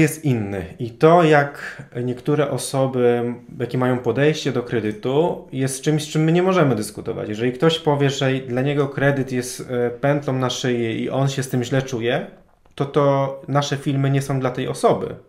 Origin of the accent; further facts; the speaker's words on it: Toruń, Kuyavian-Pomeranian Voivodeship, Poland; now in Warsaw, Poland; ja też z Warszawy nie jestem. Jestem osobą, która pochodzi z Torunia